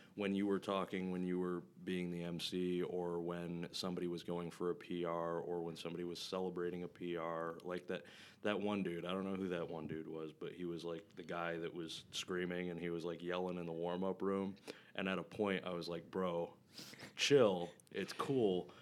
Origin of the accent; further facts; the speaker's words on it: Flint, Michigan, United States; I grew up in Flint, Michigan